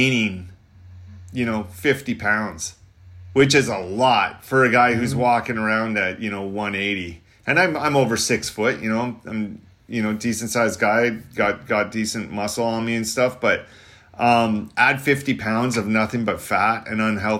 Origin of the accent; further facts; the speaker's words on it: Canada; I'm from Canada.